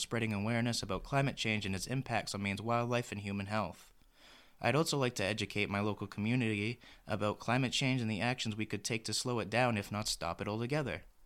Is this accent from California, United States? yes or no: no; Maine, United States; I've been a main resident my whole life